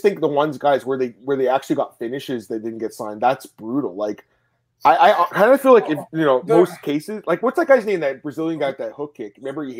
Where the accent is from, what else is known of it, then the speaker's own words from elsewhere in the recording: Canada; As a Canadian